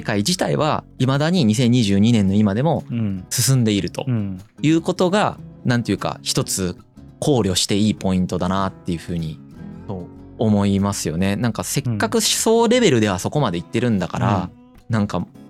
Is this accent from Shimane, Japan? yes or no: yes; Izumo, Shimane, Japan; 出雲市に生まれ、たまたまこういう家庭環境に置かれ